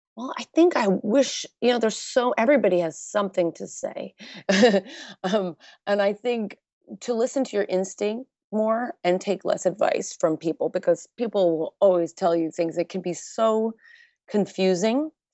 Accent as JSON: {"language": "English", "region": "New York", "country": "United States", "said": "I am from New York, so I was going out at an early age"}